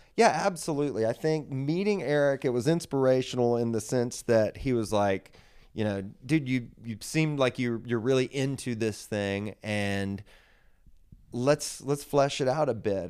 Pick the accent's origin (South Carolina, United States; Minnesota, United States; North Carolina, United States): North Carolina, United States; Raleigh; Grew up here in Raleigh, North Carolina.